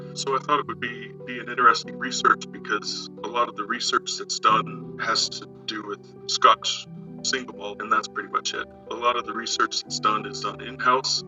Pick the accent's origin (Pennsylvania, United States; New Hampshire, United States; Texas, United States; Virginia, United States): Pennsylvania, United States; Gettysburg; also born or lived in Bend, Oregon; now in Ireland; I'm originally from Gettysburg, Pennsylvania